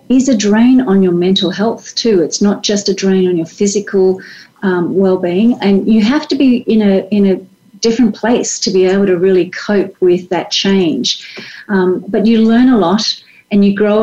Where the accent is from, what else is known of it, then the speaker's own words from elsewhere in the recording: Australia; moved away as an adult; also born or lived in France; As an Australian, and raised as an Australian